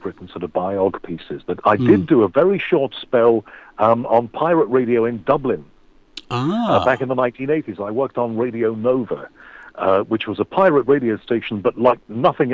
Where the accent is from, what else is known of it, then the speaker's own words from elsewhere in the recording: Liverpool, North West England, United Kingdom; I'm just a guy who was born and brought up in Liverpool